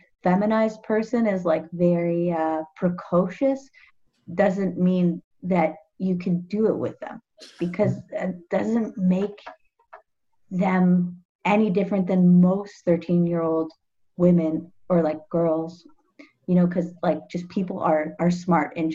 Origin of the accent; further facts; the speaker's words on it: Toronto, Ontario, Canada; I grew up in like Bloor West Village